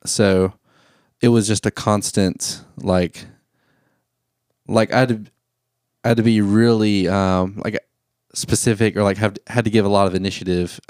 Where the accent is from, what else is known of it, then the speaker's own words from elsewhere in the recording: Thomasville, Georgia, United States; I was in Thomasville, Georgia at the time. That's my hometown where I'm from. All my family's from there. I'm born and raised there